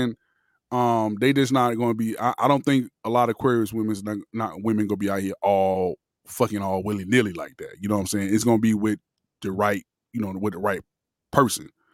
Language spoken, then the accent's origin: English; Miami, Florida, United States; I'm from Miami